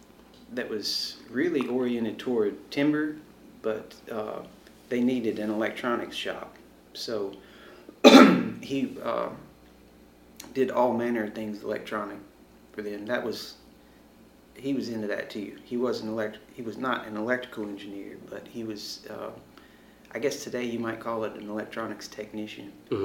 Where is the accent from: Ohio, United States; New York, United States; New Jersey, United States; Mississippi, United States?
Mississippi, United States; Columbus; also born or lived in Arkansas / California / Starkville, Mississippi; We moved to Columbus, and I was 10 years old when we moved. It was the summer before fifth grade